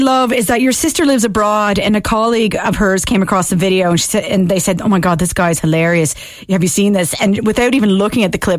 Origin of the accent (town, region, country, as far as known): Canada; now in Ireland